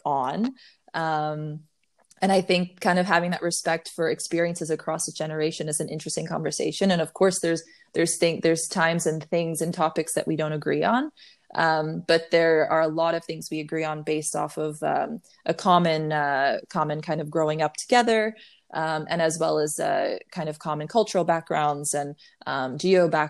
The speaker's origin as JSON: {"language": "English", "town": "Waynesfield", "region": "Ohio", "country": "United States", "tie": "born or raised there", "also_born_or_lived": "Dayton, Ohio / Nashville, Tennessee", "moved": "as an adult", "said": "What was Waynesfield, Ohio, less than 1,000 people in that small town, super tiny. So I grew up there till I was 14"}